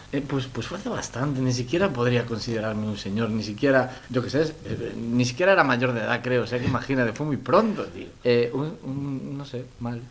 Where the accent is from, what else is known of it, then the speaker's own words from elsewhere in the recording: Moaña, a village across from Vigo, Galicia, Spain; soy de, de Boaña y un, pueblito enfrente de Vigo